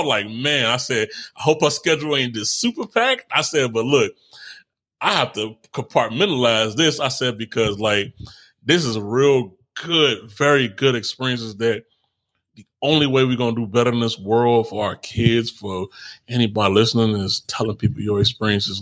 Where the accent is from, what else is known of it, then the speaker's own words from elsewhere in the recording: Chicago, Illinois, United States; I'm from Chicago